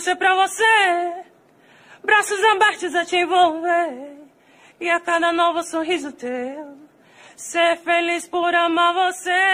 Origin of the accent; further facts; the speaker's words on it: Maceió, Alagoas, Brazil; tenho 18 anos, nasci e moro em Maceió, Alagoas